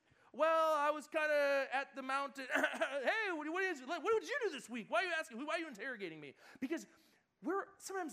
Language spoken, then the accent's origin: English; Buffalo, New York, United States; moved away as an adult; now in California, United States; my hometown in Buffalo, New York